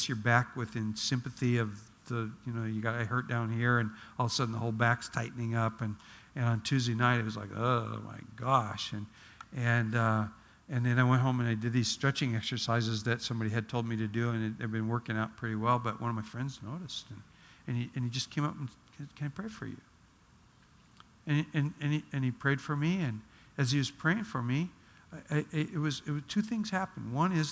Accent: Oregon, United States; moved away; I grew up in Oregon where there's Douglas firs

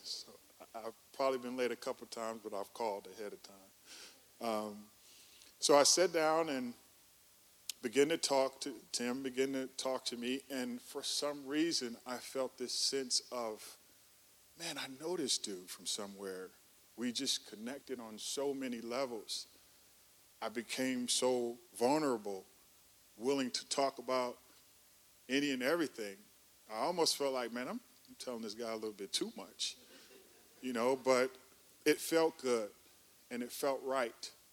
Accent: Oakland, California, United States; moved away as an adult; also born or lived in Chicago, Illinois; now in Atlanta, United States; I grew up in Oakland, California. Uh, that's Northern California, Bay Area

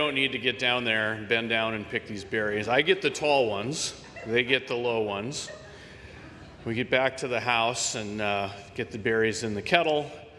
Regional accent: Minnesota, United States; moved away; Many of you know I'm from Minnesota originally, and Every summer, I get back there for a month or two with my family.

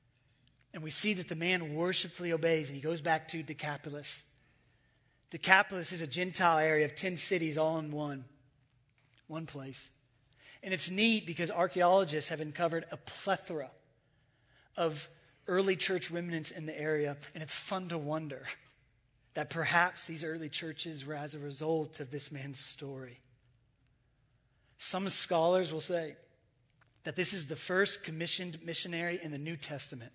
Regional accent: United States; I'm American

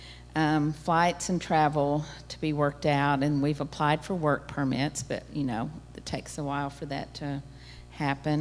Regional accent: United States; as an American society

